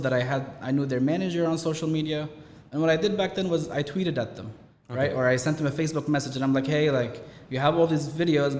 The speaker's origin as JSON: {"language": "English", "country": "Canada", "tie": "born or raised there", "also_born_or_lived": "Toronto, Canada", "moved": "as an adult", "lives_now": "Dubai, United Arab Emirates", "said": "I was actually born in Dubai, but I grew up in Canada from Syrian origin."}